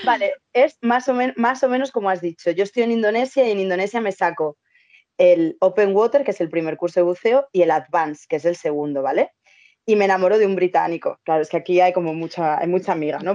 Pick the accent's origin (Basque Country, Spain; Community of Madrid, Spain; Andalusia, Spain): Community of Madrid, Spain; Madrid; yo soy de Madrid